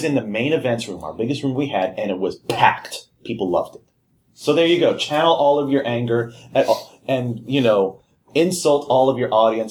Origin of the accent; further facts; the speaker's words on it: Huntsville, Alabama, United States; We're from Huntsville, Alabama.